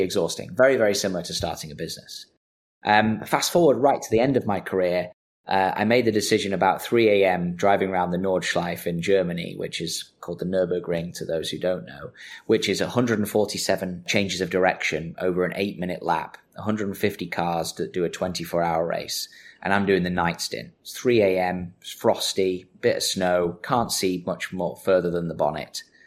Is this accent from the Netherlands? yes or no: no; Manchester, North West England, United Kingdom; I'm from Manchester